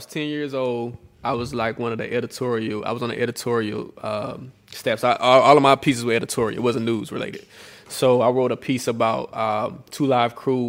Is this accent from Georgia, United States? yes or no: yes; Atlanta, Georgia, United States; born and raised in Atlanta, an Atlanta native.